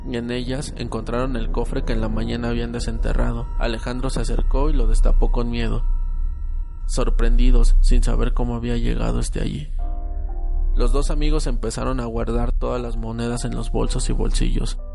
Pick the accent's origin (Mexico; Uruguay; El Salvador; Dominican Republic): Mexico; Guanajuato; En el pueblo de mi papá, nosotros somos de Guanajuato